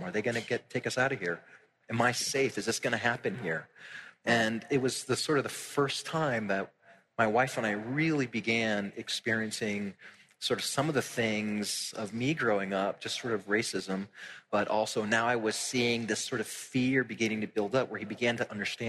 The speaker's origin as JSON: {"language": "English", "town": "Tampa", "region": "Florida", "country": "United States", "tie": "born or raised there", "moved": "yes", "said": "I grew up in Tampa in very much like a home that was like the Puerto Rican flag was like flying over it"}